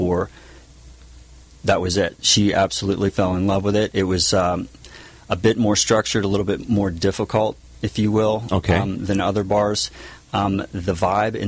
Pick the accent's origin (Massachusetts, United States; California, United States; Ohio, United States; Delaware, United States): Delaware, United States; Lewes; also born or lived in Tennessee; now in San Juan Capistrano, United States; I grew up in Lewis Beach, Delaware